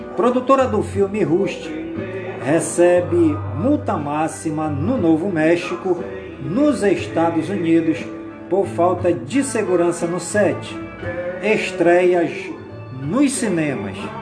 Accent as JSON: {"language": "Portuguese", "town": "Careiro da Várzea", "region": "Amazonas", "country": "Brazil", "tie": "born or raised there", "said": "as comunidades do Careiro da Várzea, minha cidade natal querida"}